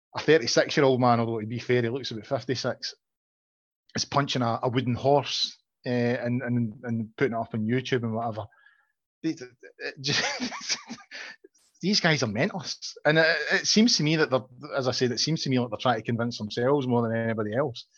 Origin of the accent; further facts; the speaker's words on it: Glasgow, Scotland, United Kingdom; I'm originally from Glasgow. I know John disputes this, but I, I really am. I was born in Govan